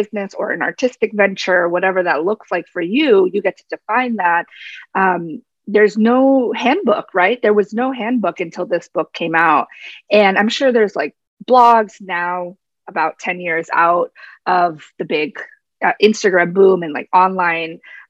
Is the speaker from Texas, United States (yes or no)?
no; New Jersey, United States; I grew up in New Jersey, tri-state areas. For those of you who are listening may not know that about me, my family's from Paraguay. It's also first generation Latina.